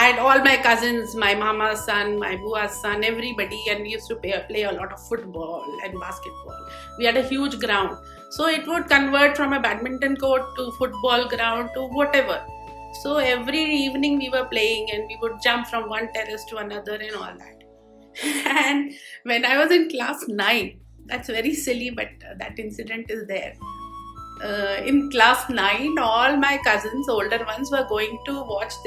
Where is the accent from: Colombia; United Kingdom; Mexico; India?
India; Dehradun, Uttarakhand; I was blessed to be born in Dehradun